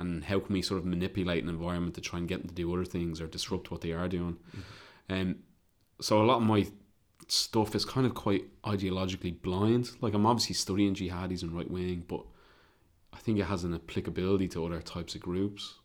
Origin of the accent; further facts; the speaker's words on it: Ireland; obviously I'm Irish